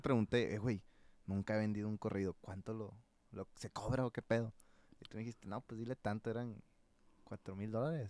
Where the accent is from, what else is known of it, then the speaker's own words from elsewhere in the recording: Sinaloa, Mexico; el crecer y ver todos los surcos de maíz, güey. ¿Quién chingados en Sinaloa no ha visto un surco de maíz?